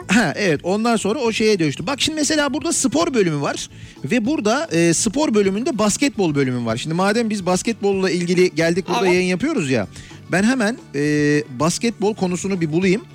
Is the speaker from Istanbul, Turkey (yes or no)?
yes; Istanbul, Turkey